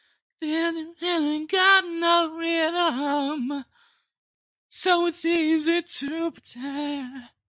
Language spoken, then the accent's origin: English; United Kingdom; What? I'm British.